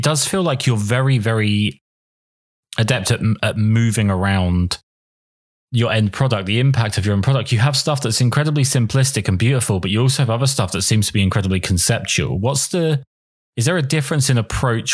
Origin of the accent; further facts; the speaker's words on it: England, United Kingdom; I'm English